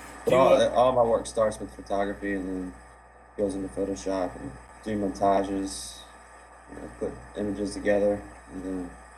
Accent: Virginia, United States; In Virginia.

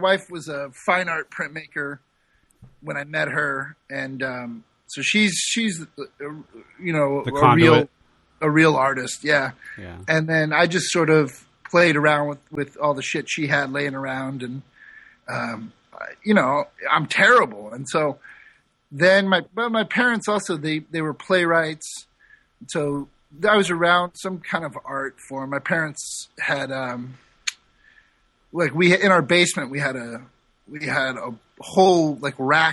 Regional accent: St. Louis, Missouri, United States; accent: nasally; moved away as an adult; also born or lived in San Francisco / Sausalito / Napa; I grew up in St. Louis and then moved to San Francisco in 98

